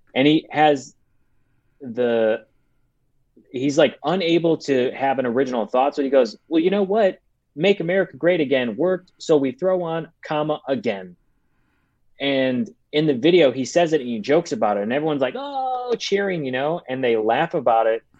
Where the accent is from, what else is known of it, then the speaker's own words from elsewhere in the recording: Chicago, Illinois, United States; now in Los Angeles, United States; I'm from Chicago. I live in LA right now